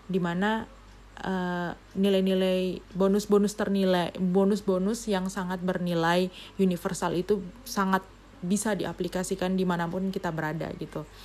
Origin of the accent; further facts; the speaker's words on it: Papua, Indonesia; saya bukan orang yang bukan orang Papua bukan indigenous people tapi saya di sini uh, lahir dan besar di Papua